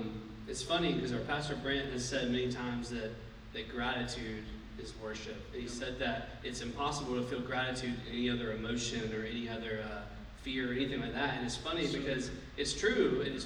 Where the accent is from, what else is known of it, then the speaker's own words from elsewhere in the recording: Columbus, Georgia, United States; I'm from Columbus